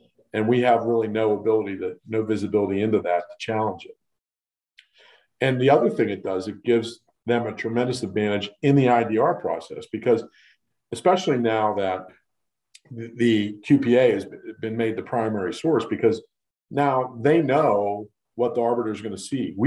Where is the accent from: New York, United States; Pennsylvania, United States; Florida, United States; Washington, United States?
Pennsylvania, United States; Western; I'm born and raised in Western Pennsylvania